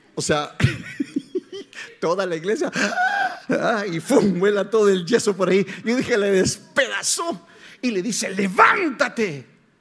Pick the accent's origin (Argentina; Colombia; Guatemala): Guatemala; soy chapín, soy guatemalteco